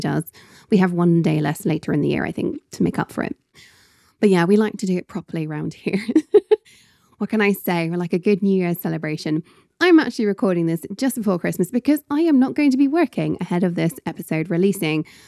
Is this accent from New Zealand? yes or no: no; Scotland, United Kingdom; As a Scot